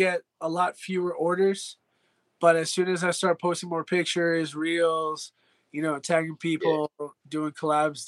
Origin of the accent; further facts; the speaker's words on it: New Jersey, United States; moved away; I'm from North Jersey.